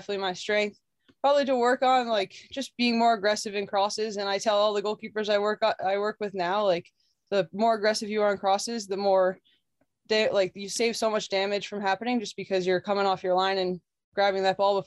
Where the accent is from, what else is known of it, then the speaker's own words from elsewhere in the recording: Lenox, Massachusetts, United States; I grew up in the Berkshires in Lenox, Massachusetts